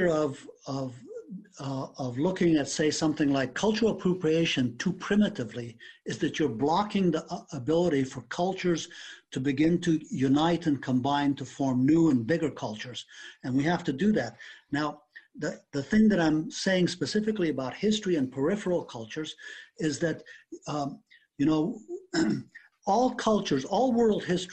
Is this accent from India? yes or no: no; Afghanistan; moved away; I was born and raised in Afghanistan.